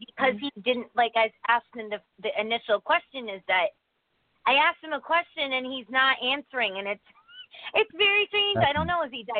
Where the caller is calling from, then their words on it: Connecticut, United States; Hi, this is … from Connecticut.